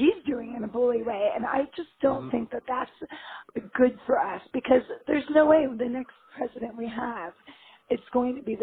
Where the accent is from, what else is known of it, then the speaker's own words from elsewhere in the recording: Los Angeles, California, United States; I'm from L.A.